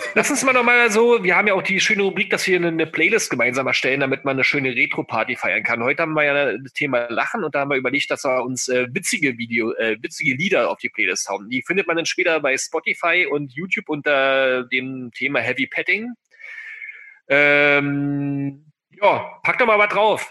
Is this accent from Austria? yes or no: no; Berlin, Germany; bei uns in Berlin